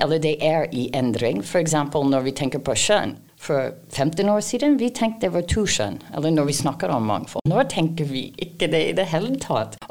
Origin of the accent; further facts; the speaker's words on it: Canada; Norwegian is a second language; now in Norway; jeg kommer opprinnelig fra Canada